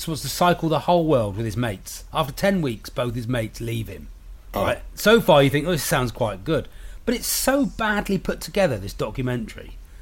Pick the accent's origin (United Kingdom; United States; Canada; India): United Kingdom; I'm a British comedian